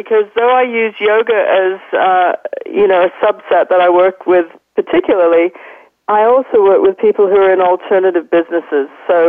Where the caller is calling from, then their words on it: London, United Kingdom; I'm calling from London today, London, UK.